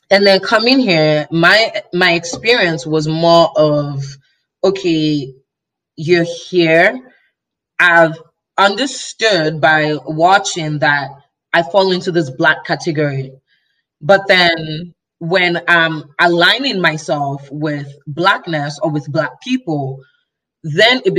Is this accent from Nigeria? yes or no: yes; Nigeria; also born or lived in Chicago, United States; So if I didn't grow, I was born in Chicago actually. So I was born in the US. Yeah. But I was raised in Nigeria by Nigerian by a Nigerian family.